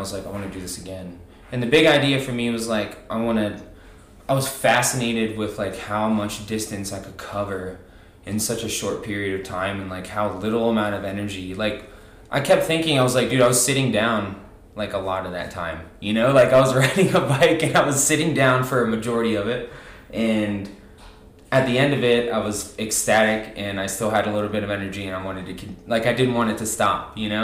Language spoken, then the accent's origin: English; Virginia, United States; moved away as an adult; also born or lived in Roanoke, Virginia; now in Cottonwood, Arizona, United States; I'm originally from Virginia